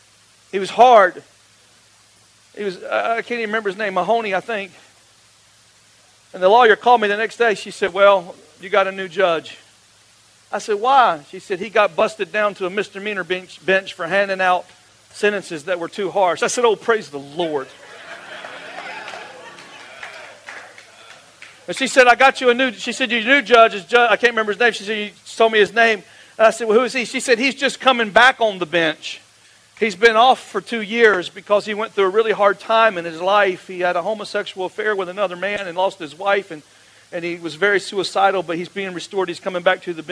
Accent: Florida, United States; I grew up like in the Mecca of the largest church in Florida.

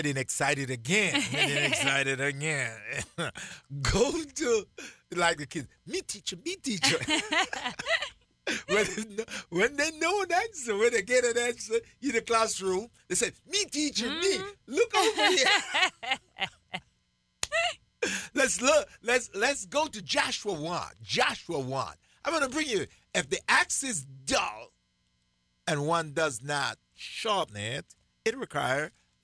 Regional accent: Jamaica; growing up in Jamaica, when I was a kid, I got to go cut firewood because we had to cook outside

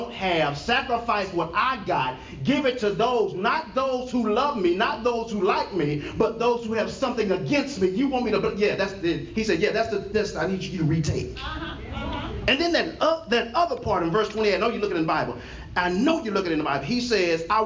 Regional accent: Texas, United States; I'm from Texas

